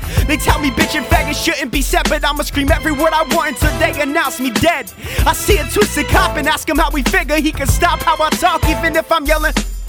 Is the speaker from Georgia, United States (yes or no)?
no; Cape Cod, Massachusetts, United States; from Cape Cod, Massachusetts.